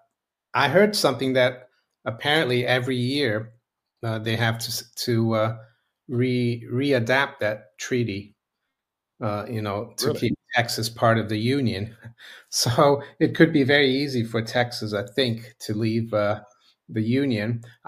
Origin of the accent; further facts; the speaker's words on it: Rio de Janeiro, Brazil; born there; This is the American school in Rio, you know, the high school.